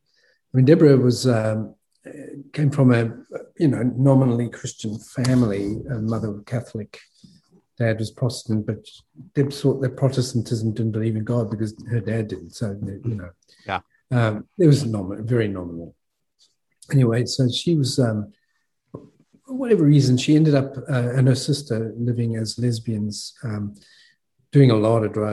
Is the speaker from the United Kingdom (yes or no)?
no; South Africa; moved away as an adult; also born or lived in Australia; I was born and raised in South Africa, and I left when I was 22